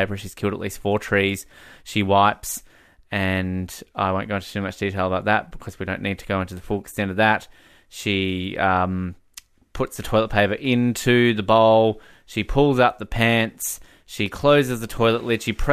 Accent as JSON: {"language": "English", "country": "Australia", "moved": "as an adult", "lives_now": "Canada", "said": "as an Australian"}